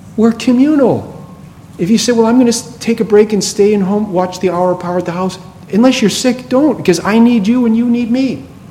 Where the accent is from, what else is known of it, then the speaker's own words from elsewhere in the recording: right outside of Boston, Massachusetts, United States; I grew up right outside of Boston.